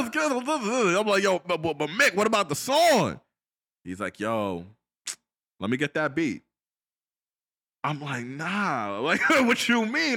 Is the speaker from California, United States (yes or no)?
no; Long Island, New York, United States; also born or lived in Washington, D.C.; I grew up with back in Long Island and went to high school